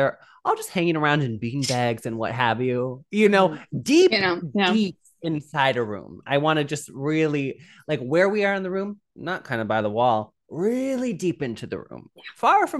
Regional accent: Midwest, United States; I'm from the Midwest where there's no pollution or anything or bad.

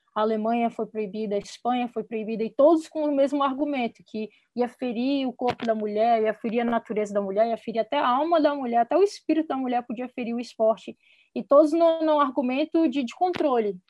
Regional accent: Brasília, Federal District, Brazil; moved away as an adult; also born or lived in United States; sou de Brasília também

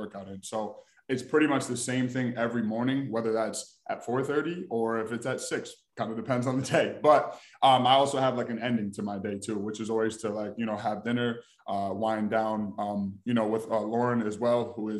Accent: Albany, New York, United States; moved away as an adult; now in Texas, United States; I am from Albany, New York. That is upstate New York, born and raised.

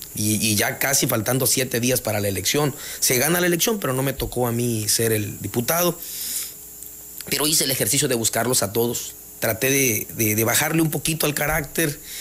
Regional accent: Jonuta, Tabasco, Mexico; mi deseo es cambiarle la imagen a mi, a mi pueblo

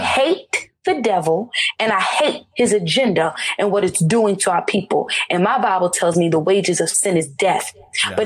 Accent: Charlotte, North Carolina, United States; I grew up in Charlotte, North Carolina.

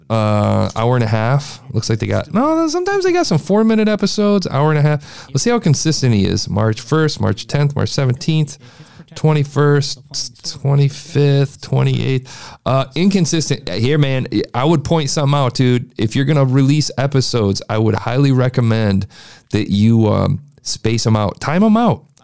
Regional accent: Bucyrus, Ohio, United States; I'm from Bucyrus, which is

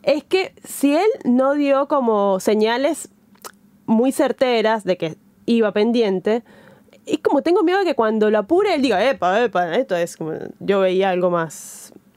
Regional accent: Venezuela; moved away; estando lejos, muy pocas veces eh, me conecto con, Venezuela

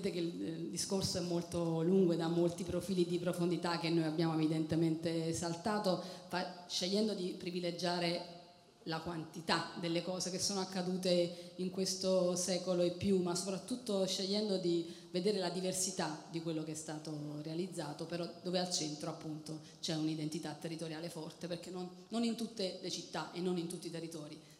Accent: Naples, Campania, Italy; piace anche a noi vederci in fondo da napoletani

